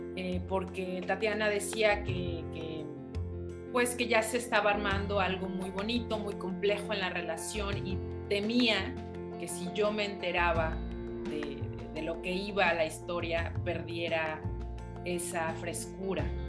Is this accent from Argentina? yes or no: no; Tampico, northern Veracruz, Mexico; yo, soy de Veracruz, del norte de Veracruz y también crecí en Tampico